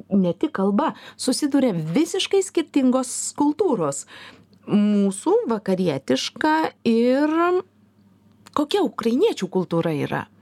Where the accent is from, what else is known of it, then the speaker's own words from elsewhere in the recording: Lithuania; mes esame lietuviai